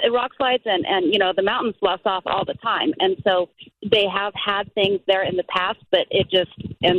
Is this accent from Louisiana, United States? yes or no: no; Colorado, United States; So I'm from Colorado